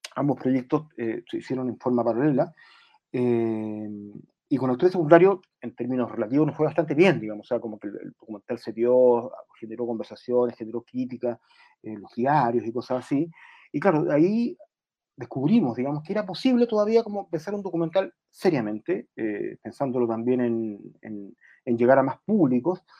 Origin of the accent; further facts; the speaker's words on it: Chile; nuestra identidad como, como, eh, chilenos